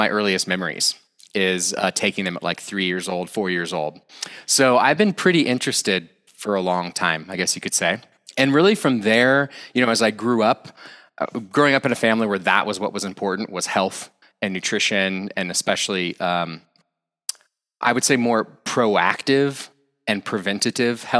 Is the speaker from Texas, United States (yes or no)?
yes; Austin, Texas, United States; moved away as an adult; also born or lived in France / India; now in Boulder, United States; I was originally from Austin, Texas